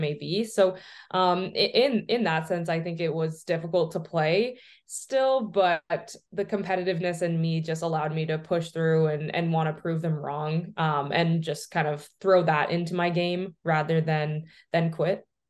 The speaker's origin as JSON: {"language": "English", "town": "Oshawa", "region": "Ontario", "country": "Canada", "tie": "born or raised there", "said": "growing up in Oshawa and obviously in Canada"}